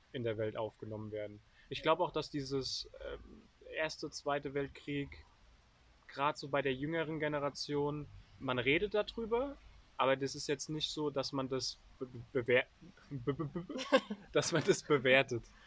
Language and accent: German; Germany; als Deutscher